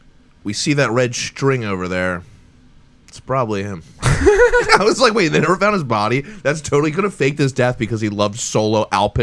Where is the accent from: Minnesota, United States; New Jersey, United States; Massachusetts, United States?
New Jersey, United States; Cherry Hill; When I tell other people, I just like throw the Hail Mary of like, have you ever heard of Cherry Hill?